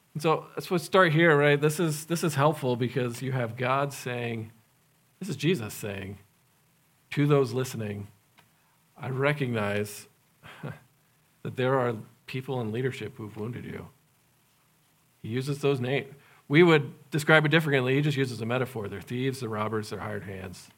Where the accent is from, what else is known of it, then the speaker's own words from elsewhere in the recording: United States; also born or lived in Madagascar; being American